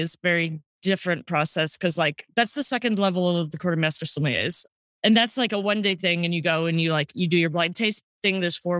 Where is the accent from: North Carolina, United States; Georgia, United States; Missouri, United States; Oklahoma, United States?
Missouri, United States; St. Louis; now in New York, United States; St. Louis, Missouri.